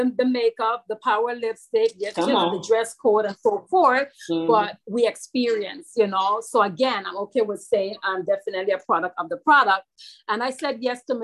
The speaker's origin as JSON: {"language": "English", "region": "St. Croix", "country": "U.S. Virgin Islands", "said": "I'm from St. Croix, United States, Virgin Islands."}